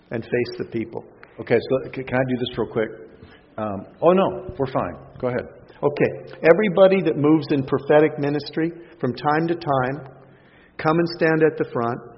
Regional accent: Canada; I'm a Canadian who's learned well from you people.

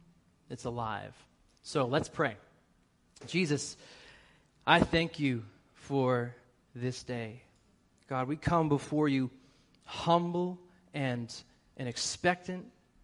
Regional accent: Boston, Massachusetts, United States; accent: Boston; so I have to work really hard to get rid of my Boston accent because it comes out real quick when I'm over there. I'm 5 minutes around my family.

